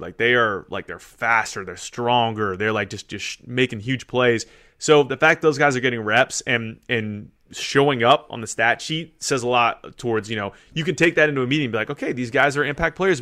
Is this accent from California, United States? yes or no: yes; California, United States; moved away; I'm from California